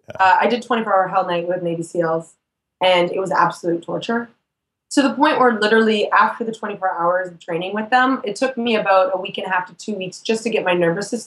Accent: Canada; Yeah, I'm Canadian.

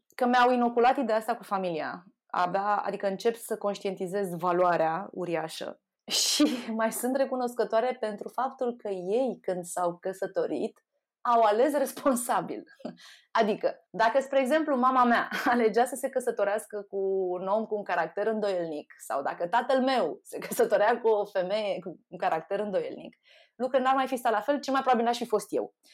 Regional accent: Șușani, Romania; moved away; din Șușani

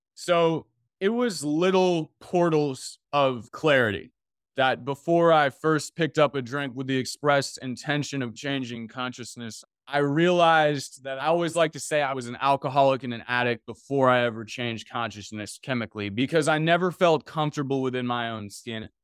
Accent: Washington, District of Columbia, United States; I grew up in Washington, D C

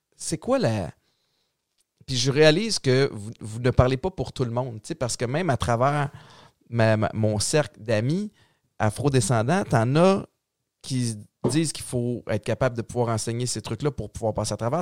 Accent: Montreal, Quebec, Canada; j'ai grandi à Antique, Montréal-Nord

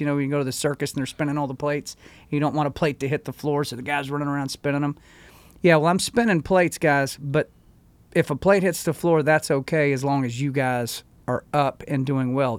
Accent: United States; as an American

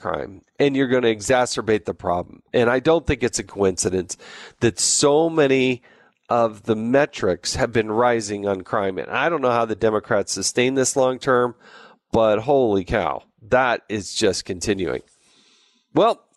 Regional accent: Arizona, United States; moved away; I actually went to grade school and high school there

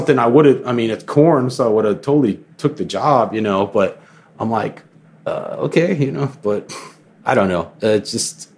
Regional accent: Florida, United States; me growing up in Florida

